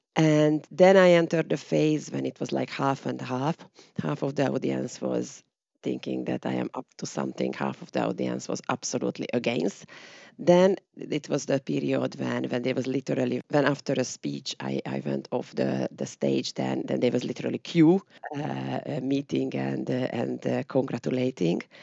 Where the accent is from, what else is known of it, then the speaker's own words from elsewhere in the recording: Hungary; my hometown was near to the Romanian border